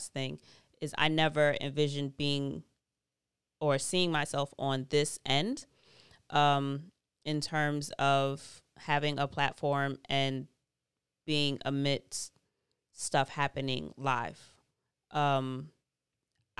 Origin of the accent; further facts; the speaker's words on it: New York, United States; as a New Yorker